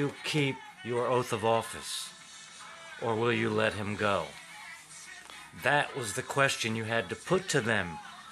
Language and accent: English; United States; I was raised in Middletown, America